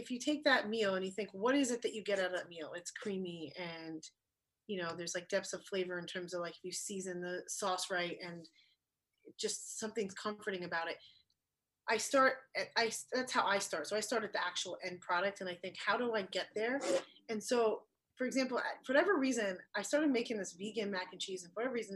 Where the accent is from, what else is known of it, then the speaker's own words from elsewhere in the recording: East Coast, United States; now in Los Angeles, United States; I grew up in the East Coast